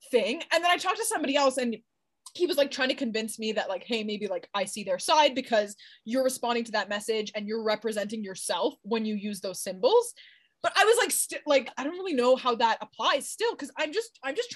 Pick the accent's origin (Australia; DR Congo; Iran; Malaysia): Iran; have you ever heard of the Persian rug, my friend? I'm from Iran.